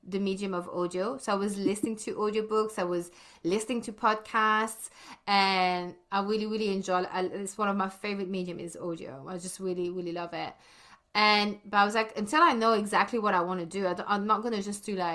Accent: Brussels, Brussels-Capital Region, Belgium; moved away as an adult; I was born and bred in Belgium, in Brussels, in the French-speaking side. And I left when I was 18.

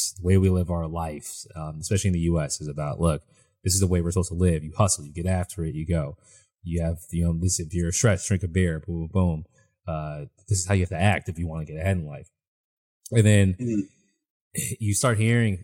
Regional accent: East Coast, United States; I grew up on the East Coast

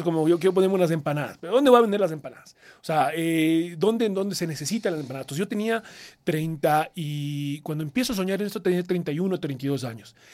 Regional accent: Ecuador; no fui solo el primer ecuatoriano en participar, sino que además soy el primer ecuatoriano en cumplir los 10 años

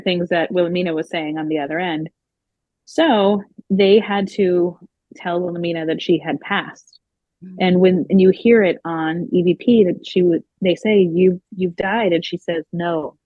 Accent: Cape Cod, Massachusetts, United States; I grew up here on the Cape and um, my my whole family's here

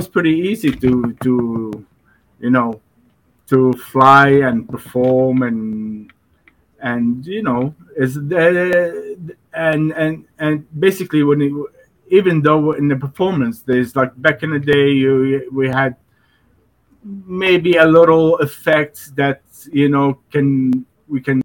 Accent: Dubai, United Arab Emirates; I grew up in Dubai

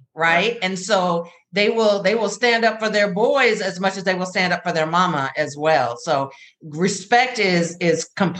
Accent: North Carolina, United States; I'm from North Carolina. So, you know, you got that little Southern, hey, how you doing? How y'all doing?

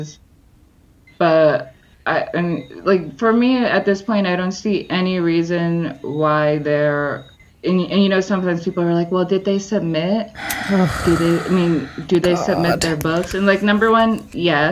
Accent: Jersey City, New Jersey, United States; I grew up in Jersey City.

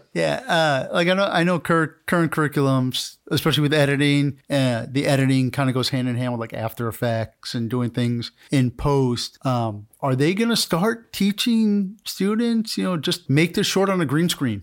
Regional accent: New York, United States; we're from New York, big New York Yankees fans

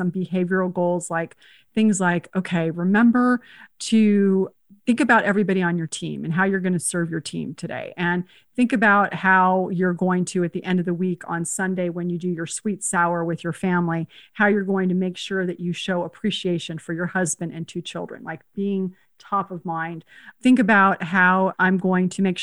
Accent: San Jose, California, United States; also born or lived in Spain / Uruguay; I grew up in San Jose and we almost went to the same high school

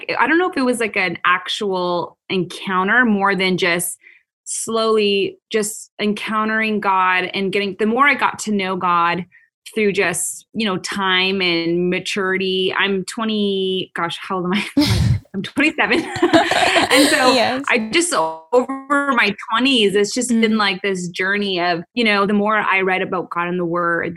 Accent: Canada; now in United States; I am originally from Canada. So I'm not actually, I live in the US, but I'm not an American citizen

